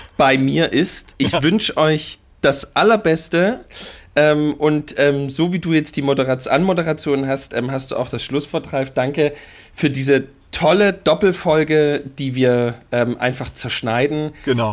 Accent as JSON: {"language": "German", "town": "Mittweida", "region": "Saxony", "country": "Germany", "said": "ich bin aus Mitweider"}